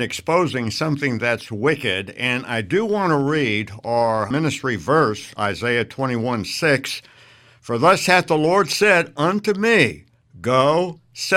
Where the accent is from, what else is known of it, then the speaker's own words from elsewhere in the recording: United States; I'm an American. I've lived here all my life